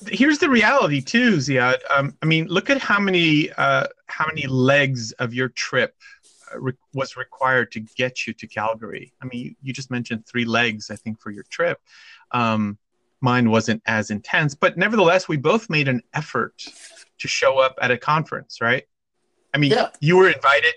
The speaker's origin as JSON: {"language": "English", "region": "California", "country": "United States", "said": "I am from California"}